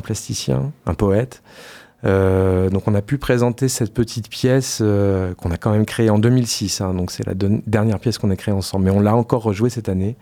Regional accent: Poitiers, Nouvelle-Aquitaine, France; moved away as an adult; also born or lived in Paris / Lyon / Marseille; je suis parti assez longtemps de Poitiers

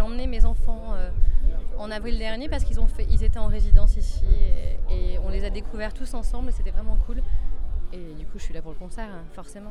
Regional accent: Cognac, Nouvelle-Aquitaine, France; j'ai grandi ici

